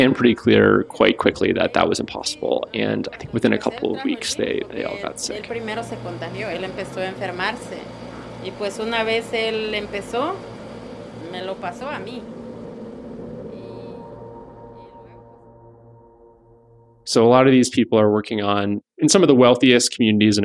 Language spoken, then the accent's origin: English; South Florida, United States; I grew up in South Florida, spent a lot of time very close to these communities